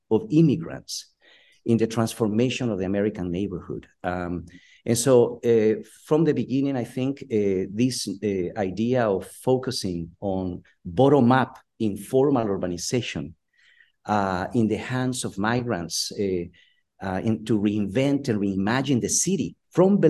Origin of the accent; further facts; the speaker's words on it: Guatemala; now in San Diego, United States; I'm originally from Guatemala in Central America and migrated to the United States in the early 80s.